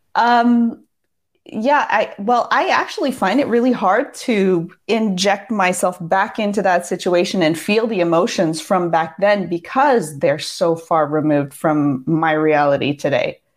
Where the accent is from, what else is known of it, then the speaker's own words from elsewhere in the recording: Seattle, Washington, United States; moved away as an adult; I grew up in Seattle from ages six to twenty-four, so those were pretty much my formative years